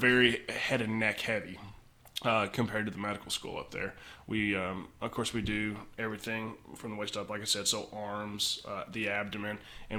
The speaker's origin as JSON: {"language": "English", "town": "Jamestown", "region": "Kentucky", "country": "United States", "tie": "born or raised there", "also_born_or_lived": "Lexington, Kentucky", "said": "So I grew up down there in Jamestown and live on the same property that I grew up on."}